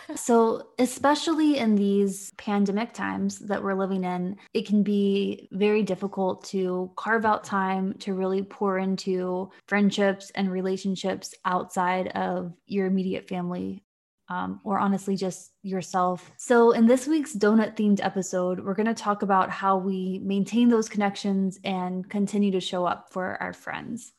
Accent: Virginia, United States; moved away as an adult; also born or lived in Florida / Washington, D.C. / North Carolina; now in Ireland; I grew up in Virginia, and I've lived in Florida and D C and North Carolina, and now Ireland with my partner

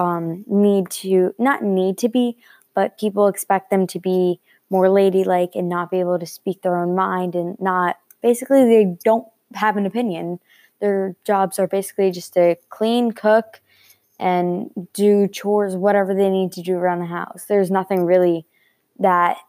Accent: Glen Gardner, New Jersey, United States; I'm from Glen Gardner, New Jersey

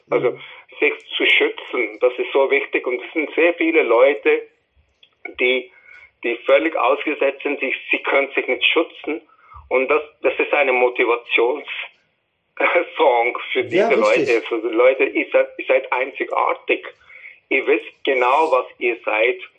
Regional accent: New Delhi, Delhi, India; first language English; German is a second language; moved away as an adult; now in Switzerland; weil es offiziell die Sprache ist vom Nord vom, vom, vom Neu-Delhi. Mhm. Aber äh, ich bin so aufgewachsen. Englisch ist meine erste Sprache gewesen

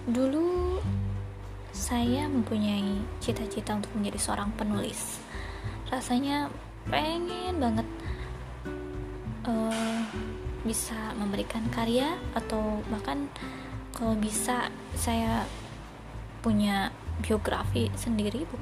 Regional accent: Bandung, West Java, Indonesia; saya asli Bandung Dan sekarang sedang menekuni pekerjaan di salah satu lembaga di Jakarta sebagai staf keuangan

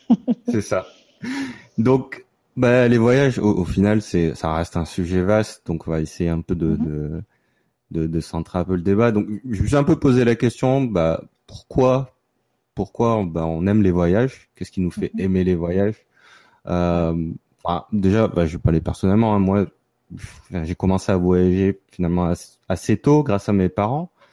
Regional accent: Gardanne, Provence-Alpes-Côte d'Azur, France; moved away as an adult; also born or lived in Paris / Montreal; now in New York, United States; je viens d'une petite ville à côté de Marseille qui s'appelle Gardanne. Euh, j'ai fait mes, les 20 premières années de ma vie euh, dans la région

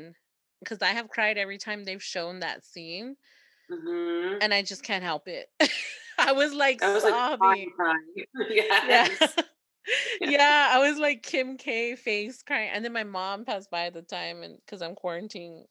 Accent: Texas, United States; as a Texan

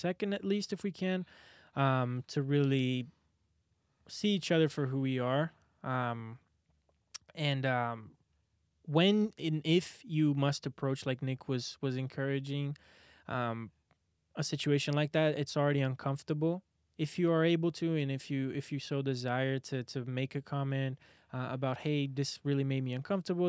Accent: Brazil; now in Arizona, United States; I'm from Brazil

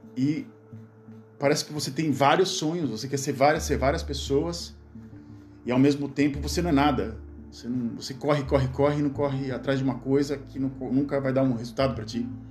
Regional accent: Gaúcho, Rio Grande do Sul, Brazil; accent: gauchado; now in Netherlands; quando eu fico indignado, eu começo a falar é, gauchado

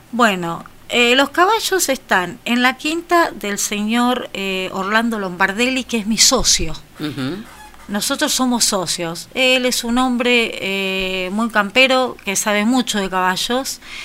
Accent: General Villegas, Buenos Aires Province, Argentina; me cuesta mucho irme de mi pueblo

